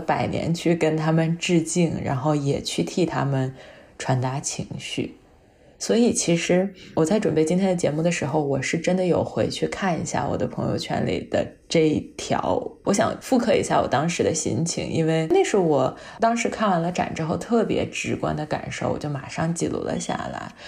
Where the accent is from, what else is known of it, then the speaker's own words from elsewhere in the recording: China; 我们作为亚裔，作为中国人